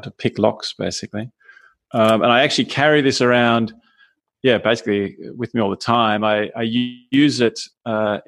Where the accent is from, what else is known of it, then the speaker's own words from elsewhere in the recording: Australia; moved away as an adult; now in Vienna, Austria; I was born in Australia and studied there, worked there, and moved to Austria some 20 years ago